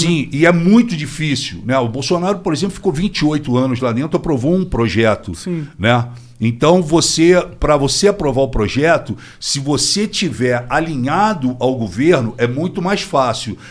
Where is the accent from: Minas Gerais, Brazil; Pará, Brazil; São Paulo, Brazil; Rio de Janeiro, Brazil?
Rio de Janeiro, Brazil; Rocha, fui criado Rocha, Tijuca, Grajaú